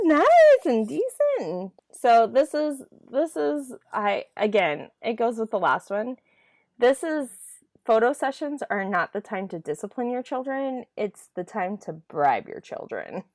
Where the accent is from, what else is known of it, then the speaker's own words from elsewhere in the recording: Idaho, United States; I grew up in Idaho